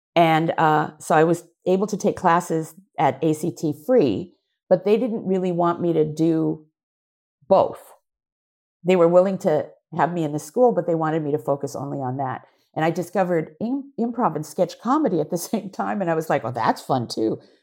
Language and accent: English; Seattle, Washington, United States; moved away; also born or lived in San Francisco / Japan; growing up in Seattle, I was half, not quite Japanese, not quite white